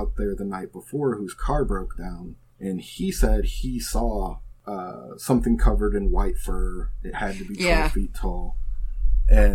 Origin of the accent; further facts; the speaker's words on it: Streator, Illinois, United States; also born or lived in Peoria area, Illinois; now in Peoria, United States; I grew up in Streeter, which is where, like, Moon Creek and all that is from